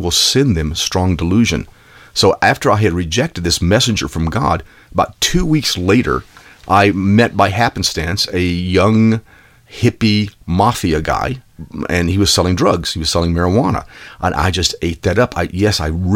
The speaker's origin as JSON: {"language": "English", "region": "Texas", "country": "United States", "tie": "born or raised there", "said": "I grew up in Texas"}